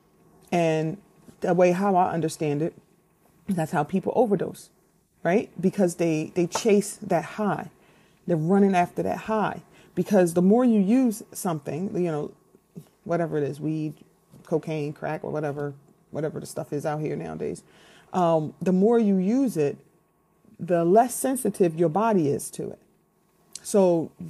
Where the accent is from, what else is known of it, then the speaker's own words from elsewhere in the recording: Philadelphia, Pennsylvania, United States; I'm from Philly